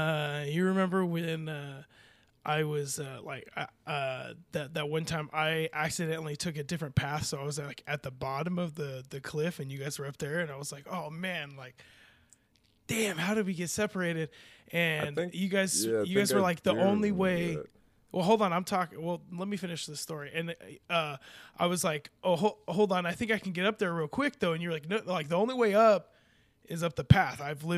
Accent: California, United States; I'm from California. We do this kind of stuff all the time.

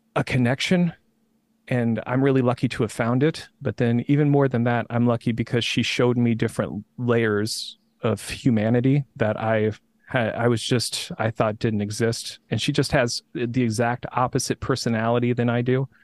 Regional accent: Indiana, United States; moved away; I'm from Indiana originally

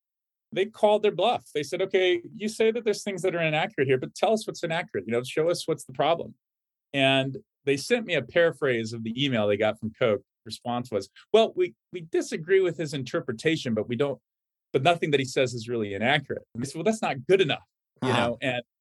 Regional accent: Atlanta, Georgia, United States; my hometown of Atlanta, Georgia

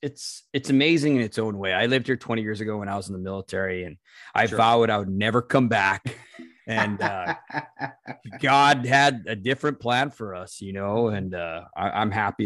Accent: Santa Fe, New Mexico, United States; moved away; I grew up in Santa Fe, New Mexico originally.

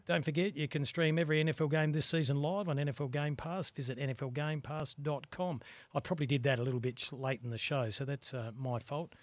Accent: Australia; as an Australian

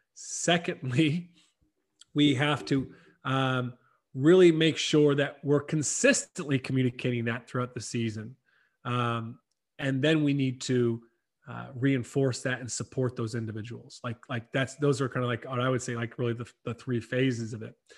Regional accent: South Carolina, United States; moved away as an adult; also born or lived in Ireland; I grew up in South Carolina, not too far from you

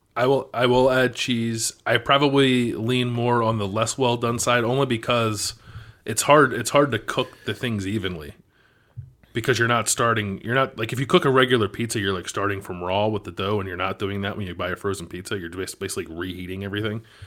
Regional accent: Philadelphia, Pennsylvania, United States; we're from Philadelphia

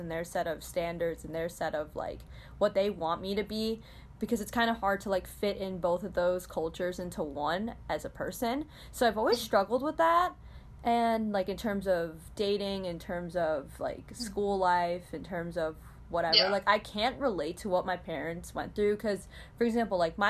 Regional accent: Chicagoland area, Illinois, United States; I was born a year later in, around Chicagoland area

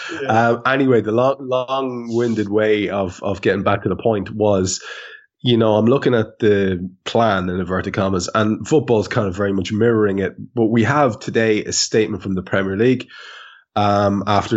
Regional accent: Ireland; as an Irishman

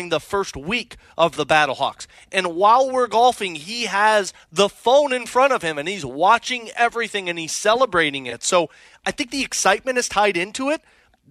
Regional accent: St. Louis, Missouri, United States; I've been born and raised in St. Louis. Like, my whole life has been St. Louis

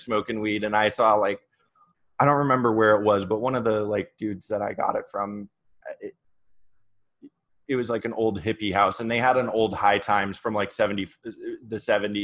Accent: Oregon, United States; I grew up in Oregon. So out in the country, I lived up in a small town outside of Portland.

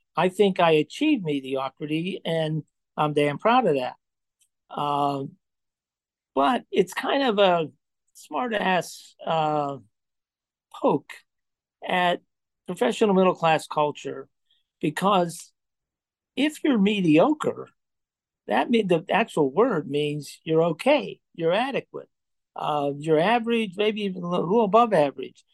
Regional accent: Johnstown, Pennsylvania, United States; moved away; also born or lived in Chicago; I grew up in Johnstown, Pennsylvania, in a steelworker family

